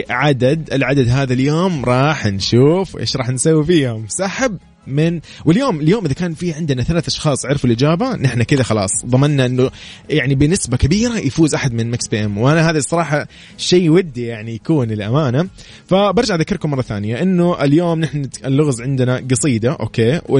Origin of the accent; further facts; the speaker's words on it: Riyadh, Riyadh Province, Saudi Arabia; من الرياض